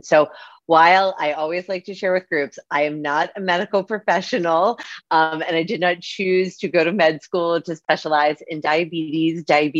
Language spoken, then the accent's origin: English; Pittsburgh, Pennsylvania, United States; I have the privilege and honor of living in Pittsburgh, Pennsylvania, which is my hometown. So I'm on the other side of the country.